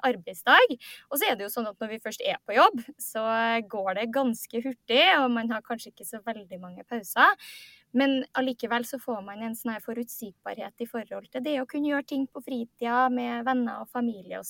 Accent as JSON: {"language": "Norwegian", "town": "Trondheim", "region": "Trøndelag", "country": "Norway", "moved": "as an adult", "lives_now": "Oslo, Norway", "said": "jeg er fra, fra Trondheim, men eh, kaller meg sjøl for klimaflyktning. Fordi jeg flytta til Oslo"}